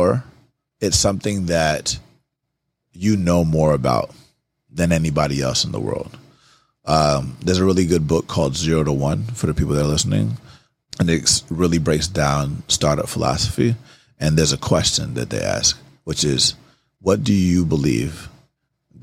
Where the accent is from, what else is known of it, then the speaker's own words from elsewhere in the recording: Atlanta, Georgia, United States; I grew up in Atlanta